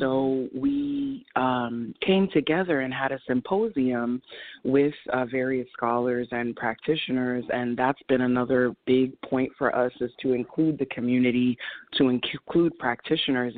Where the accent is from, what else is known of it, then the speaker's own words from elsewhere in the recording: New York, United States; my hometown